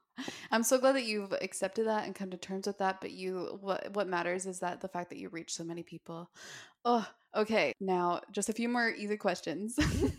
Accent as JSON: {"language": "English", "town": "Park City", "region": "Utah", "country": "United States", "tie": "born or raised there", "said": "because I grew up in Park City."}